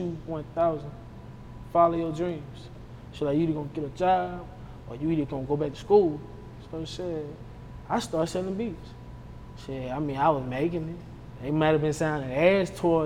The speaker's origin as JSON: {"language": "English", "town": "Hammond", "region": "Louisiana", "country": "United States", "tie": "born or raised there", "said": "I'm from Hammond, Louisiana. My mom, she from A.M.E., and my dad from A.M.E., but mostly I was raised in Hammond, Louisiana, Lincoln Park"}